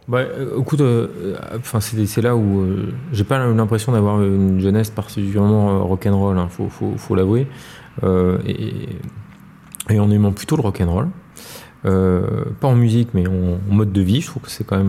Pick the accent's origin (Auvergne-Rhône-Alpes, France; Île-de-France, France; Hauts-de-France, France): Île-de-France, France; Paris; also born or lived in Noisy-le-Grand; Je suis parisien, très parisien. Euh, mais euh, je, suis né à, Noisy-le-Grand, euh, en Seine-Saint-Denis